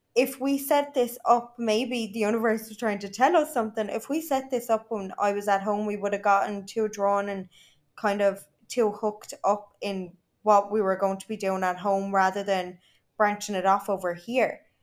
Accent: Ireland; moved away as an adult; now in Dubai, United Arab Emirates; I am proper Irish

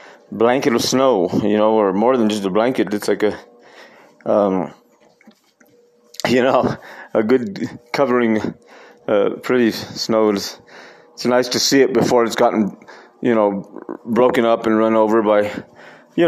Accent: Costilla, New Mexico, United States; also born or lived in Taos, New Mexico; I grew up, of course, in Costilla, our little village, our little hometown, that's 40 miles north of here, north of Taos, where we live now.

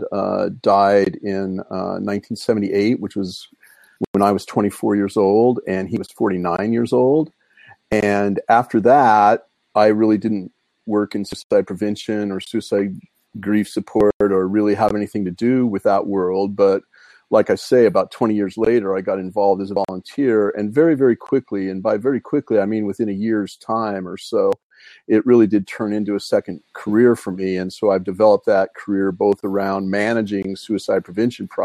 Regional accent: Brigham City, Utah, United States; also born or lived in Ogden, Utah; I grew up in Brigham City

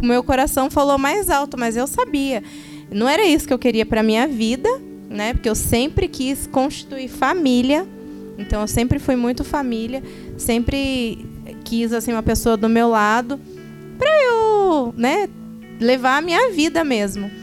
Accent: São José dos Campos, São Paulo, Brazil; nós somos aqui de São José dos Campos

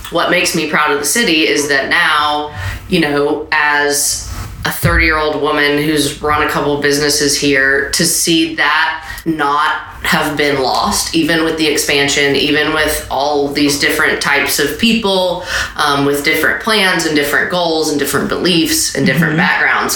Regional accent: Franklin, Tennessee, United States; we grew up in Franklin.

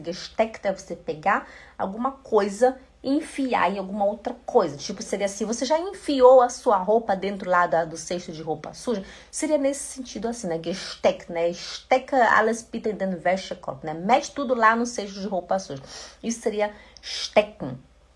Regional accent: Belém, Pará, Brazil; eu sou de Belém do Pará. Lá no Belém do Pará a gente fala ti

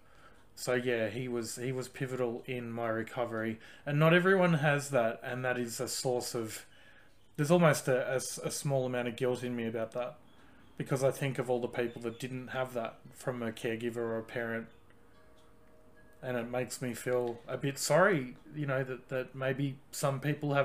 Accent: Australia; I grew up in Australia

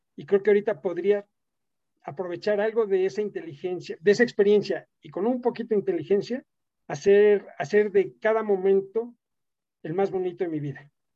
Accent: Mexico; moved away as an adult; also born or lived in Italy / United States / Germany

